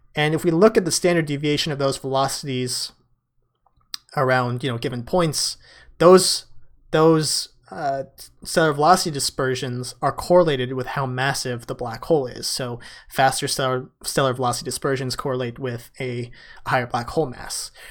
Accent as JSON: {"language": "English", "town": "San Francisco", "region": "California", "country": "United States", "tie": "born or raised there", "said": "San Francisco, my hometown."}